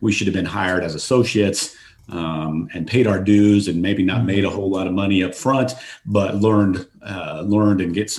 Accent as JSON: {"language": "English", "region": "Colorado", "country": "United States", "tie": "born or raised there", "also_born_or_lived": "Phoenix, Arizona", "moved": "as an adult", "lives_now": "Dallas, United States", "said": "I grew up in Colorado"}